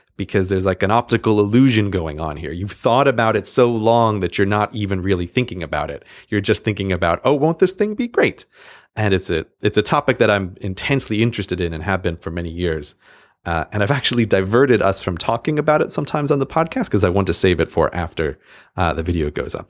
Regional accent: New York, United States; New York, my home state

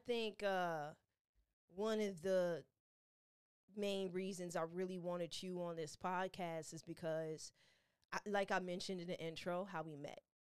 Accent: Chicago, Illinois, United States; As a Chicago native

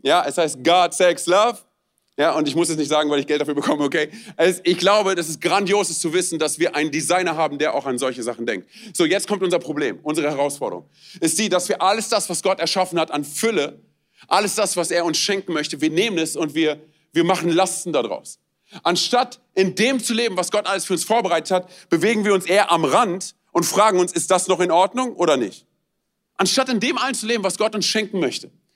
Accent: Romania; moved away; ich bin Rumäne.

